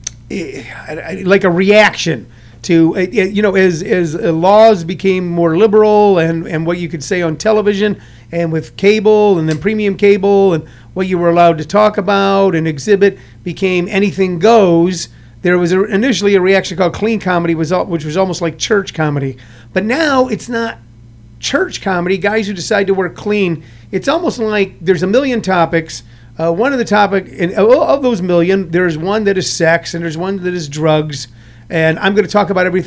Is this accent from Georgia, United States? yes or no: no; St. Louis, Missouri, United States; I grew up in the Midwest, I grew up in St. Louis